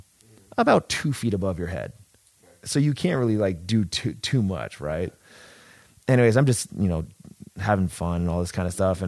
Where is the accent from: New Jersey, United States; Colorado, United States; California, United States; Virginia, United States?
California, United States; San Diego; I'm from San Diego